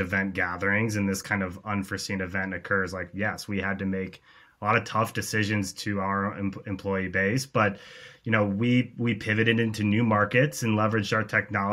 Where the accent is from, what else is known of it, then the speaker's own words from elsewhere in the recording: Cedar Rapids, Iowa, United States; also born or lived in Chicago; when the pandemic hit, I moved back actually to Cedar Rapids